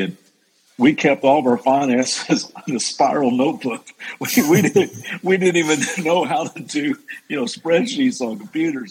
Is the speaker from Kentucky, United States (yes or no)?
yes; Central Kentucky, United States; moved away as an adult; also born or lived in Las Vegas; growing up in Central Kentucky